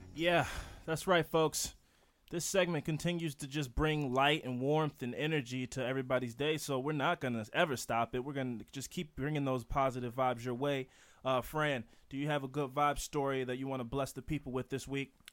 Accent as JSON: {"language": "English", "town": "Baltimore", "region": "Maryland", "country": "United States", "said": "we're from Baltimore"}